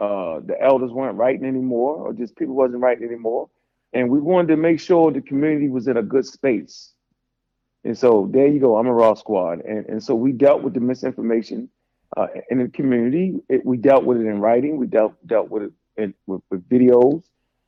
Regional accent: Baltimore, Maryland, United States; moved away as an adult; now in Atlanta, United States; Yes, I'm in Atlanta now. I was born and raised in Baltimore, Maryland.

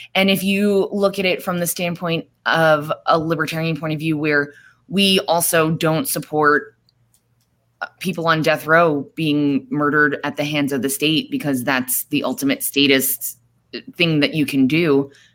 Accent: New York, United States; also born or lived in Florida; now in Arizona, United States; I am originally from New York. Um, I moved to Arizona about a little over two years ago

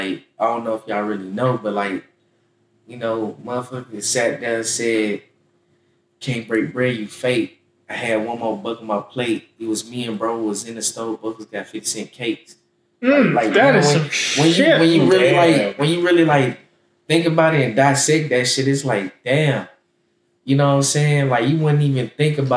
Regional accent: Jacksonville, Florida, United States; I'm from Jacksonville, Florida. You know what I'm saying? You know, I grew up on the north side

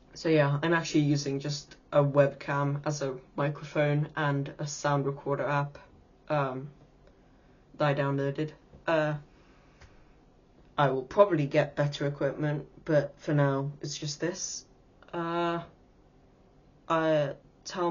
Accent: England, United Kingdom; I am 13 years old, in England, actually. Unfortunately, I'm British.

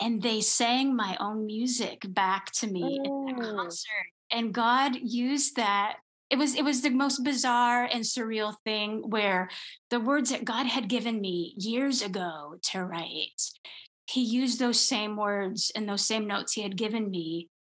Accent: Minnesota, United States; I grew up in Minnesota

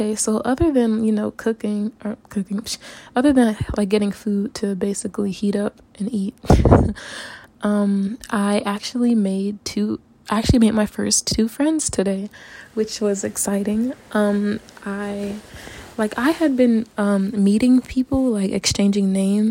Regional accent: United States; moved away as an adult; now in Japan; me being very American

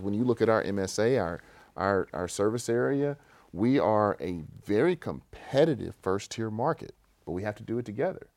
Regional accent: Shreveport, Louisiana, United States; I grew up in West Shreveport, right on Pines Road

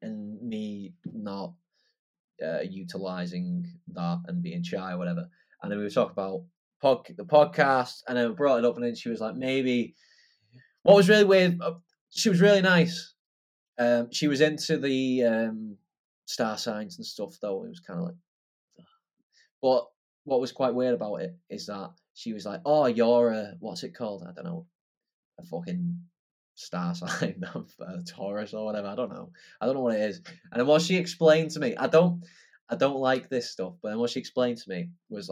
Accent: Wigan, North West England, United Kingdom; I was from Wigan

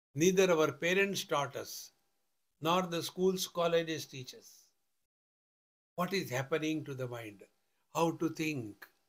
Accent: India; I am a man, I am a sannyasi, I am an Indian

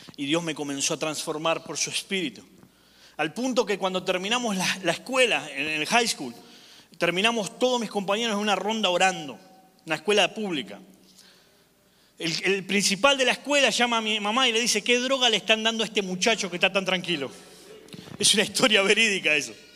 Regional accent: Argentina; moved away; yo soy de Argentina

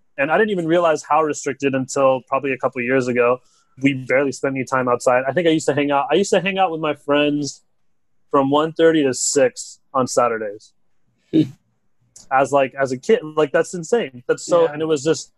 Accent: California, United States; I'm from California

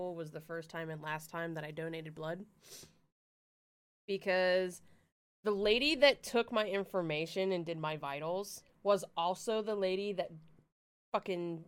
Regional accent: Pennsylvania, United States; I'm from Pennsylvania

